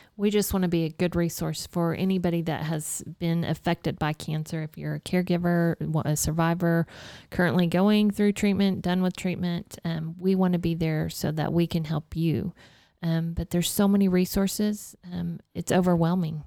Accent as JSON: {"language": "English", "town": "Dalhart", "region": "Texas", "country": "United States", "tie": "born or raised there", "said": "I'm growing up in Dalhart, there's a lot of giving people there"}